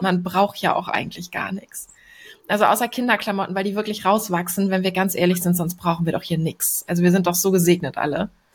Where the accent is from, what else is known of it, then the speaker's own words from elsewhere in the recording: Hamburg, Germany; als Hamburgerin